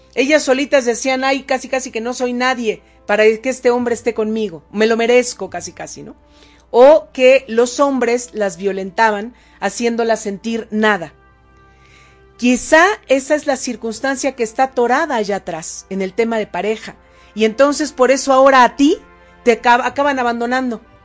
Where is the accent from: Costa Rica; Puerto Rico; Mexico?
Mexico; State of Mexico; now in Puebla, Mexico; ahora estoy en Puebla, pero yo nací en el Estado de México